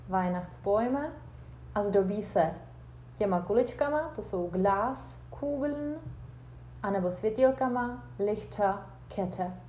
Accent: Czechia; German is a second language; ich komme aus Tschechien und ich bin Deutschlehrerin.

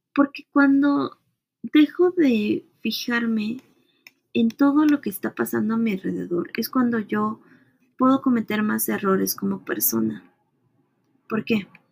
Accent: Mexico; mujer, como latina, como mexicana, como treintona

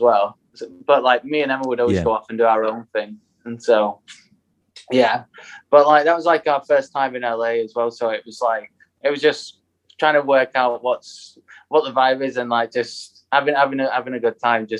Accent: United Kingdom; we're so British

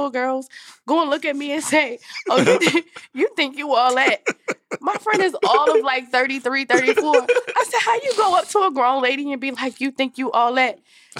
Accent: Baltimore, Maryland, United States; I'm from Baltimore, so like I'm good in the hood, but this ain't my fucking hood.

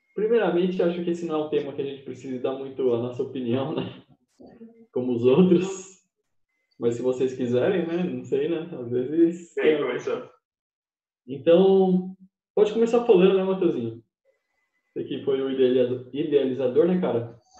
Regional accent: Brazil

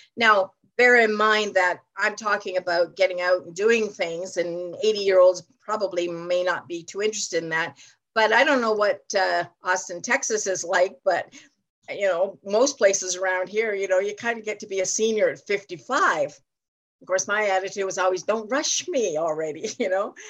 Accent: Ontario, Canada; I'm from Ontario, Canada

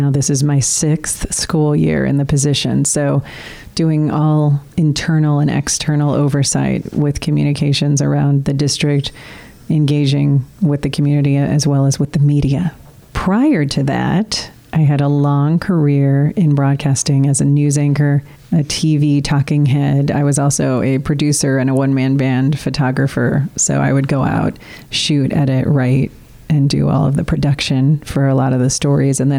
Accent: Peoria, Illinois, United States; Peoria, Illinois. Illinois. Right in the middle of the state.

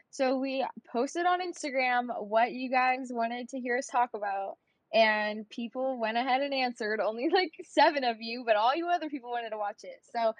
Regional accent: California, United States; I'm from California

